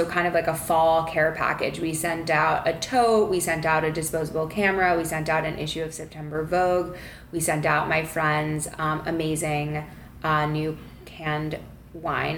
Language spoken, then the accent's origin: English; Long Island, New York, United States; also born or lived in Manhattan; I've lived in Manhattan ever since I graduated college in 2015, but I'm from New York, from Long Island